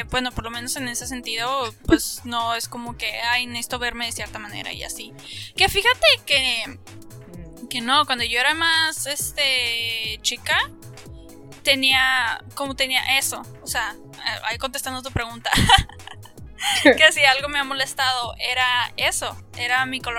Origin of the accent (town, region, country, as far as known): Mexico; moved away